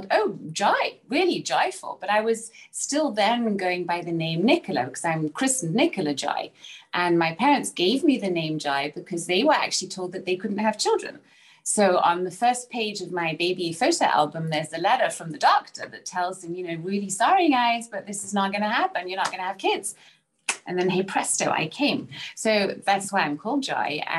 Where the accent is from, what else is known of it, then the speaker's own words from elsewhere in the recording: Salzburg, Austria; also born or lived in Bristol, England; I was born in England, England, so in Bristol, in the UK. Um, yeah, and then I was raised in Salzburg, Austria.